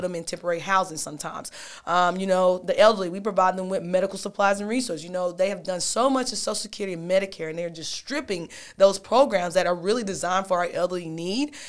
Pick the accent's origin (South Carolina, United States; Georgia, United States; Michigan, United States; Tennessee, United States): Tennessee, United States; Knoxville; I'm born and raised, I'm from Knoxville, Tennessee